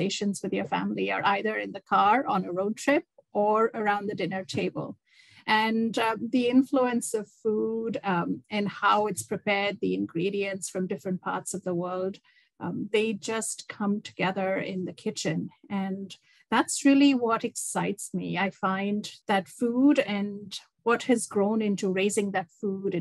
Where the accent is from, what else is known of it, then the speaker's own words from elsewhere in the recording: India; moved away as an adult; also born or lived in Dubai, United Arab Emirates; now in Toronto, Canada; I grew up in India, and I traveled around India with my dad and my family.